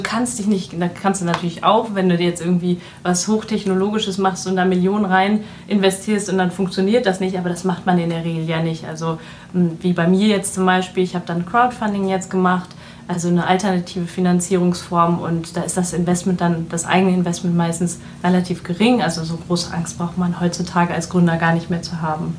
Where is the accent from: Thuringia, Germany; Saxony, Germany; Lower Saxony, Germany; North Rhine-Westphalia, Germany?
North Rhine-Westphalia, Germany; Düsseldorf; lebe in Düsseldorf, arbeite in Düsseldorf, bin auch waschechte Düsseldorferin